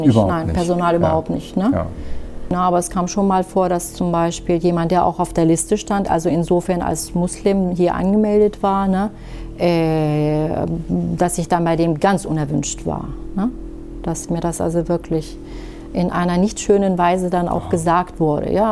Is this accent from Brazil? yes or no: no; Syria; now in Germany; sie ja anders als ich hier geboren sind, mhm. ne, {S255} mhm. {S0} kann ich denen ja nicht erzählen, ja, wir kommen aus Syrien. In Syrien ist ja. das so.